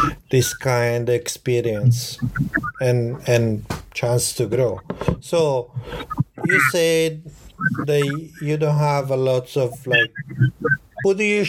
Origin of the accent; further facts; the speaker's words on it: Florence, Tuscany, Italy; English is a second language; moved away as an adult; now in Tokyo, Japan; I grew up in Florence, in Italy.